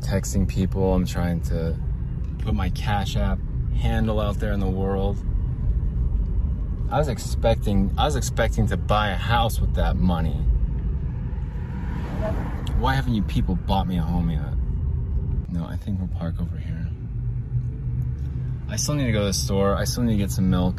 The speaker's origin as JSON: {"language": "English", "country": "United States", "said": "as an American, as a U.S. citizen"}